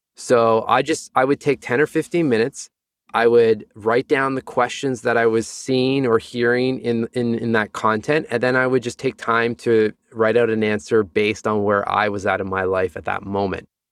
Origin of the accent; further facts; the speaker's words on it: Sudbury, Ontario, Canada; moved away; also born or lived in Toronto; a place called Sudbury, about four hours north of, of Toronto.